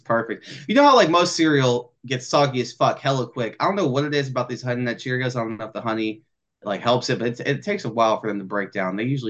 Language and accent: English; Plano, Texas, United States; I grew up in Plano, Texas, where there was a lot of cereals in the house.